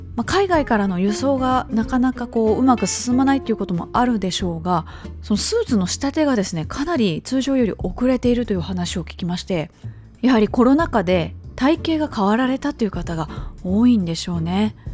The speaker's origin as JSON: {"language": "Japanese", "town": "Kobe", "region": "Hyogo", "country": "Japan", "tie": "born or raised there", "moved": "yes", "said": "私の実家は神戸市須磨区というところ"}